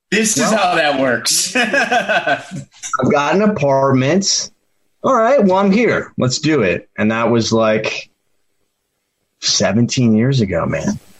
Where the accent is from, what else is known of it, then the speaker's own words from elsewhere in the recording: Worcester, Massachusetts, United States; also born or lived in Boston, Massachusetts / Seattle, Washington; Um, born in Boston. Then within like two months, my parents moved us to Seattle, Washington. Uh, spent eight years there before we moved back to Massachusetts, a suburb of Boston called Worcester.